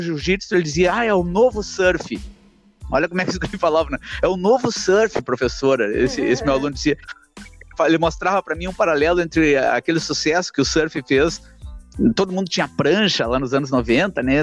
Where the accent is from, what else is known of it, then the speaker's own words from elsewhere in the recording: Porto Alegre, Rio Grande do Sul, Brazil; mim que nasci na Zona Norte aqui